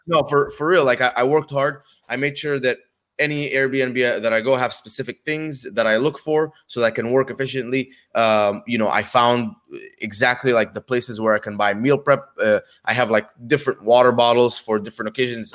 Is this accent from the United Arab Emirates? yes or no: yes; Dubai, United Arab Emirates; moved away as an adult; also born or lived in Egypt / Connecticut, United States; I was born in Egypt, uh, when I was two, moved to Dubai with my family.